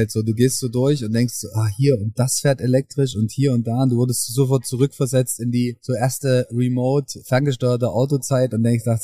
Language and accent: German; Leipzig, Saxony, Germany; aus Leipzig tatsächlich.